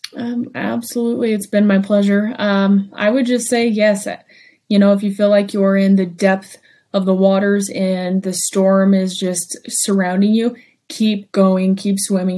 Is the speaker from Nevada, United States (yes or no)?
yes; Ely, Nevada, United States; my hometown of Ely